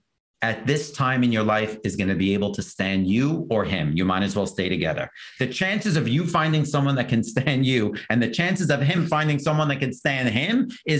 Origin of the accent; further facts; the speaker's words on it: New York City, New York, United States; also born or lived in Manhattan, New York City; Born and raised in Brooklyn until I was in my 20s.